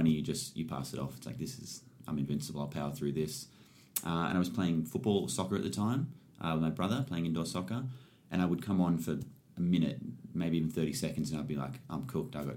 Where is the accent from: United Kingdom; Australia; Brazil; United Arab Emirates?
Australia; Springwood, New South Wales; moved away as an adult; also born or lived in Katoomba; now in Sydney, Australia; I was born in Katoomba at the top of the mountains, grew up in Springwood for the first 20, 21 years of my life